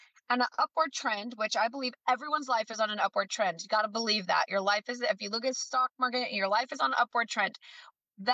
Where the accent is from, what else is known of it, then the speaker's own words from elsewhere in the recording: the North, United States; now in the South, United States; I'm down in the South, that I'm originally from the North